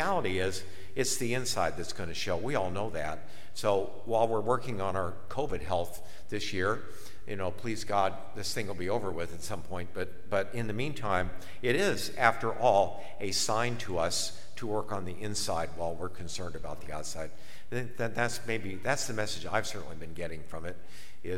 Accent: Akron, Ohio, United States; I'm from Akron

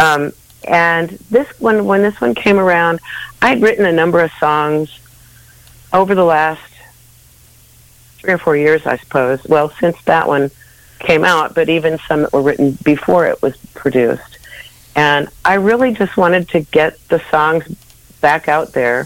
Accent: St. Louis, Missouri, United States; I'm a Midwestern gal. I grew up in St. Louis, Missouri.

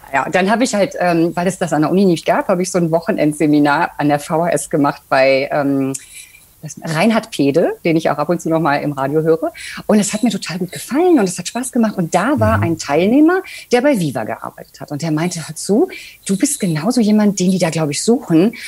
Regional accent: Bocholt, North Rhine-Westphalia, Germany; moved away; meiner Heimatstadt Bocholt. Ich komme nämlich eigentlich aus einem Kaff

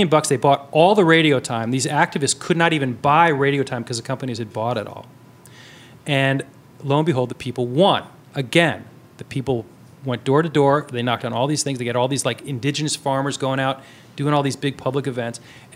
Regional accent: New York, United States; I grew up in New York in the 70s

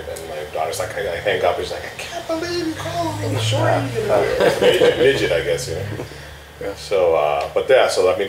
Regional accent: Mexico City, Mexico; moved away; I grew up in Mexico City

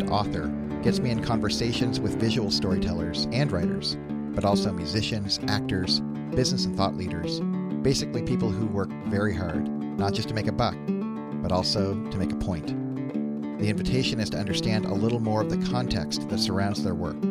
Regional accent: Canada; now in United States; I was growing up in Canada

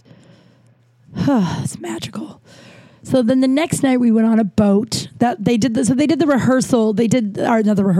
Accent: Colorado, United States; I'm from Colorado

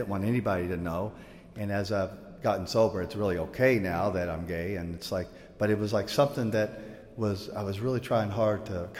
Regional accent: Louisville, Kentucky, United States; As a little guy, I grew up in Louisville, Kentucky.

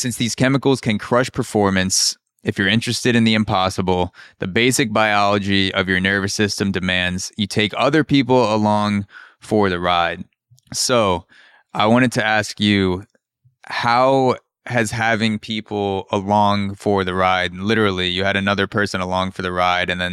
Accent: New York City, New York, United States; as a New Yorker

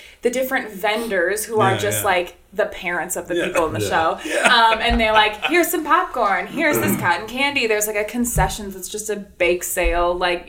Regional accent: La Crescent, Minnesota, United States; my hometown that I grew up in La Crescent.

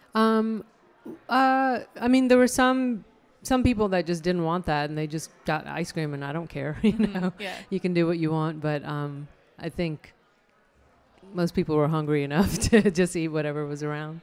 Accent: Chandigarh, India; now in Raleigh, United States; the hometown that I grew up in in India is uh, Chandigarh

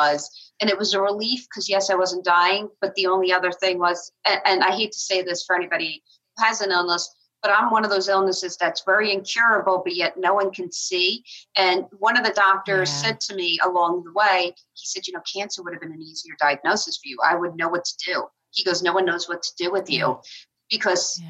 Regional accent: Long Island, New York, United States; moved away; I'm from Long Island originally

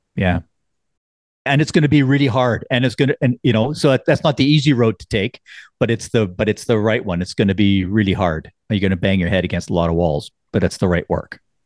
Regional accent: Canada

